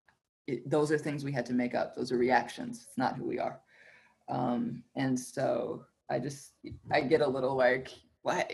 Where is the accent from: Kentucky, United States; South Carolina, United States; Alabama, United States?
Alabama, United States; moved away; also born or lived in West Coast; I grew up in the South. I grew up in Alabama.